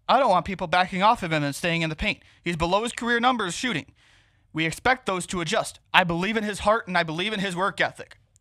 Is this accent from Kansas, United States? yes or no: no; Dwight, Illinois, United States; moved away as an adult; now in Chicago, United States; my hometown of Dwight, Illinois, shout out Cornfields